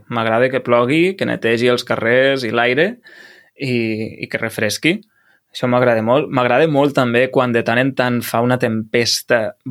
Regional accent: Lleida, Catalonia, Spain; clar, pensa que jo vinc de Lleida i a Lleida ens passem a l'hivern dos mesos ben bé sense, sense sol, o sigui, ens passem dos mesos amb boira

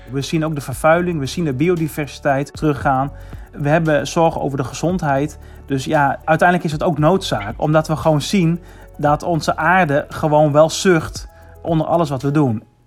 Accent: Netherlands

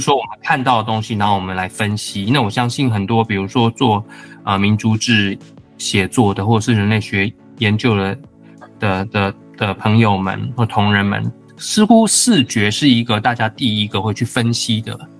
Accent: Taiwan; moved away; also born or lived in Hawaii; 我又是在台湾出生的

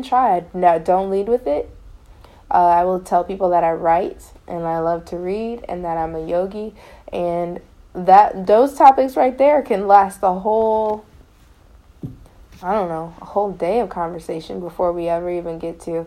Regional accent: Elyria, Ohio, United States; I'm from Elyria, Ohio. We have one public high school

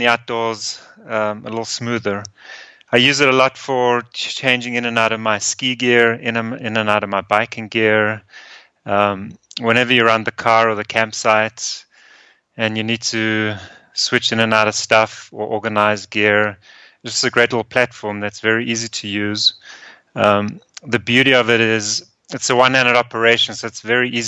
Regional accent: Johannesburg, Gauteng, South Africa; moved away as an adult; also born or lived in Austria / Denver, United States; now in United States; I was born in Austria, so both my parents are Austrian, and then at a very young age, I immigrated to South Africa with my mom and my sister. And I went to school and college there.

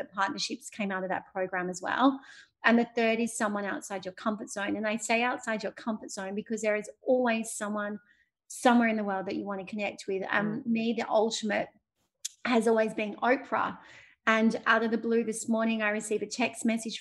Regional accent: Sydney, New South Wales, Australia; my hometown, Sydney

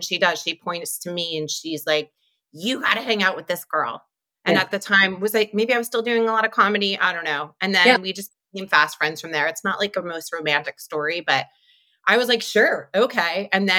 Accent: New Jersey, United States; moved away as an adult; also born or lived in New York; now in Los Angeles, United States; I was in LA for a little while. I'm originally from the East Coast, New Jersey. And I was here from New York

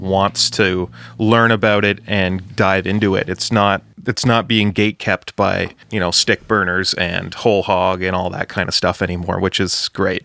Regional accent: Ontario, Canada; Ontario guy here, a hundred percent.

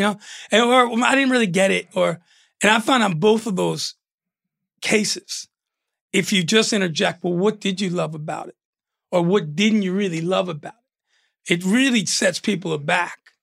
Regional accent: New York, United States; moved away as an adult; also born or lived in Arizona; being a kid and growing up in New York

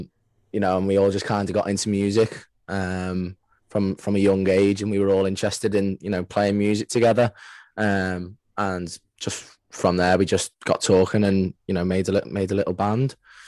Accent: the Wirral, North West England, United Kingdom; we're from Liverpool, but we're not actually all from Liverpool. We're kind of like from the surrounding areas and things. So I'm from the Wirral.

